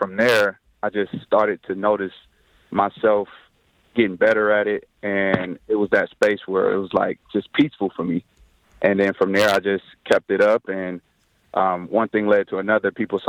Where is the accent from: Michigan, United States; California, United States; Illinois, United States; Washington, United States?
Michigan, United States; Detroit; also born or lived in Tennessee; born and raised in Detroit, graduated from Northwestern High School, then on to Tennessee State.